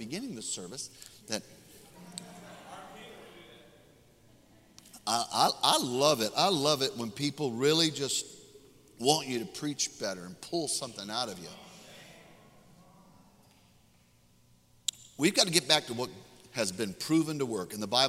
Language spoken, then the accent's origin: English; Mississippi, United States; I'm from Mississippi.